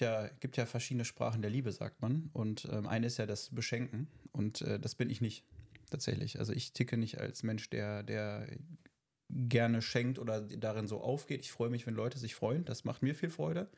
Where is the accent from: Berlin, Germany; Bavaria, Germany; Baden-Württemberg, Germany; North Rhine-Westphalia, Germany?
North Rhine-Westphalia, Germany